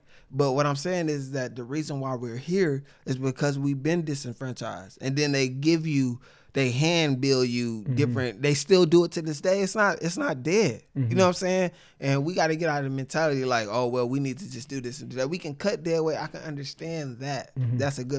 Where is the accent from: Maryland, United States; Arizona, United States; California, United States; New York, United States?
California, United States; Sacramento; I grew up in Sacramento.